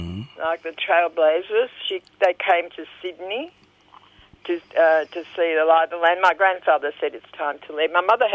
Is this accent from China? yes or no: yes; Harbin, Heilongjiang, China; born there; moved away; No, I was born in Harbin, in Manchuria.